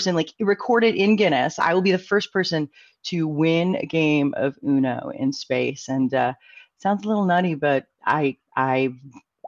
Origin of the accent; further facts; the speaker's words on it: San Diego, California, United States; born and raised in San Diego